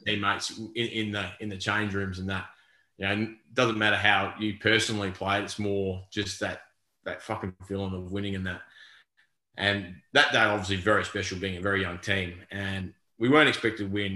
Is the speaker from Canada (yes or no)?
no; Darwin, Northern Territory, Australia; moved away; I grew up in Darwin